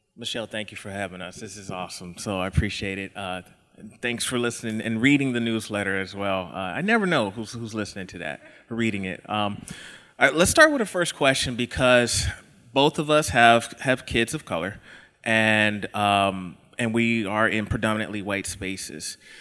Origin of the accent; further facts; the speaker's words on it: Texas, United States; now in Idaho, United States; I live in Idaho, uh, but I'm not from, I'm from Texas